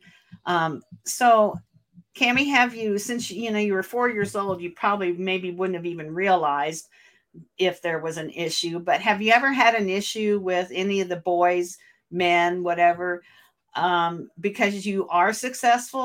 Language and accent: English; Portage, Michigan, United States; my hometown here in Portage, Michigan